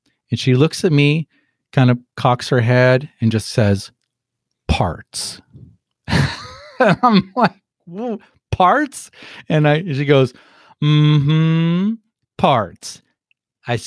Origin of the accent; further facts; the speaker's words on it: Los Angeles, California, United States; moved away as an adult; also born or lived in Scotland / Dartmouth / St. Louis / Kansas City; being a kid growing up in Los Angeles